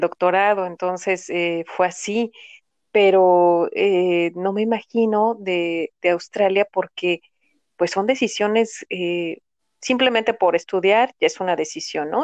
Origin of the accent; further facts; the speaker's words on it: Guadalajara, Jalisco, Mexico; moved away; yo soy de Guadalajara